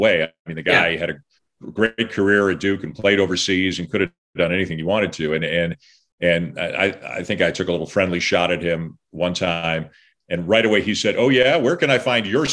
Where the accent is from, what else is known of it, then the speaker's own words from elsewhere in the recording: Toronto, Ontario, Canada; moved away; I grew up in Toronto